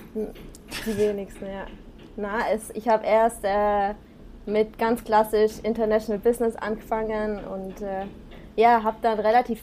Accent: Black Forest, Baden-Württemberg, Germany; also born or lived in Singapore; ich bin im Schwarzwald aufgewachsen

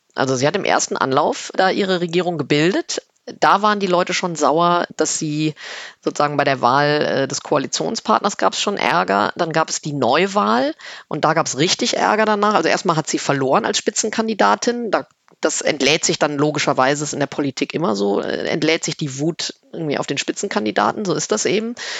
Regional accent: Rhineland, Germany; now in Berlin, Germany; als Rheinländerin

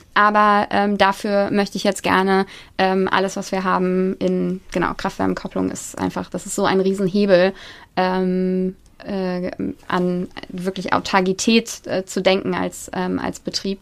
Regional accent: Kassel, Hesse, Germany; moved away as an adult; also born or lived in Maastricht / London; wir kommen beide aus Kassel

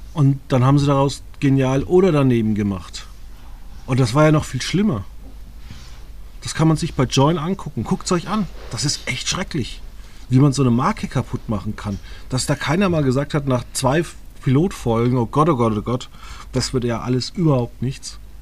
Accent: Germany; wenn ich in Deutschland lebe und aufgewachsen bin

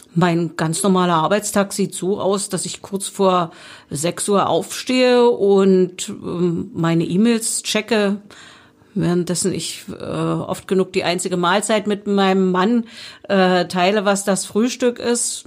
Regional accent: Spremberg, Brandenburg, Germany; ich bin ja gebürtige Sprembergerin und liebe meine Stadt

